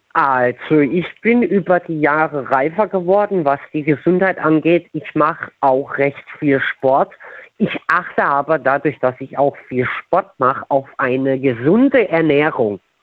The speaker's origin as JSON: {"language": "German", "town": "Tiefenthal", "region": "Rhineland-Palatinate", "country": "Germany", "said": "ich bin aus Tiefental."}